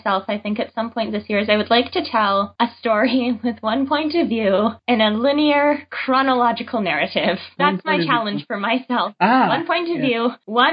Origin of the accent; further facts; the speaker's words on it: Canada; I am Canadian